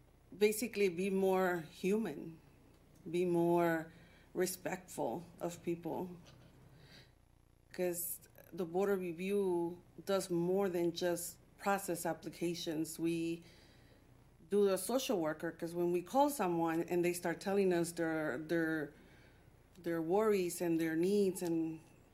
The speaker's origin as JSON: {"language": "English", "region": "Texas", "country": "United States", "moved": "as an adult", "lives_now": "Detroit, United States", "said": "I'm from Texas. I moved here 23 years ago"}